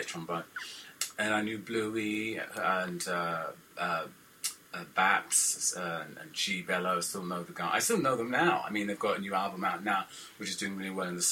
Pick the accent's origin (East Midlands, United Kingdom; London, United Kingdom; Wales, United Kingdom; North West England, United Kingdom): London, United Kingdom; I'm from London